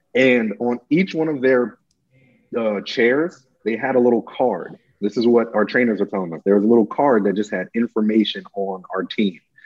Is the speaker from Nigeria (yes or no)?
yes; Nigeria; moved away; I was born in Nigeria